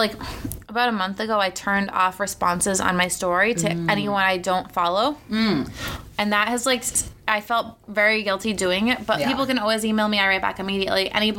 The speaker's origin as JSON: {"language": "English", "area": "Cape Cod", "region": "Massachusetts", "country": "United States", "tie": "born or raised there", "said": "I grew up on Cape Cod"}